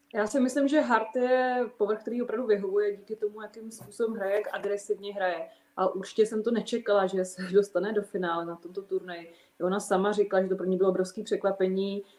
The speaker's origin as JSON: {"language": "Czech", "country": "Czechia", "said": "jako správná Češka"}